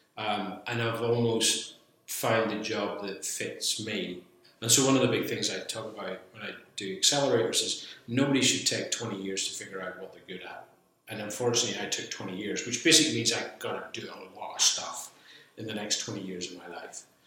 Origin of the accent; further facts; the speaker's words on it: Belfast, Northern Ireland, United Kingdom; moved away as an adult; also born or lived in Bristol; I born and brought up in Belfast.